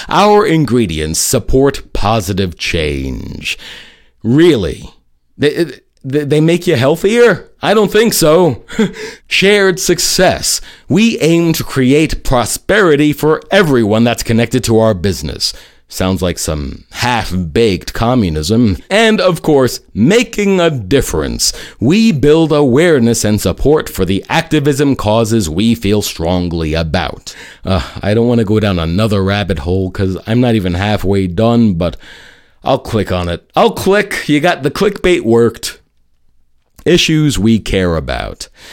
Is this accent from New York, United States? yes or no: yes; New York City, New York, United States; my hometown of New York City